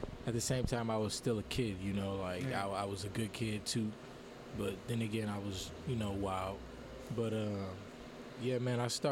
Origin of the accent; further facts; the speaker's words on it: Los Angeles, California, United States; moved away as an adult; now in Fresno, United States; I'm from L.A. I'm from Watts, you know, South Central, to be specific.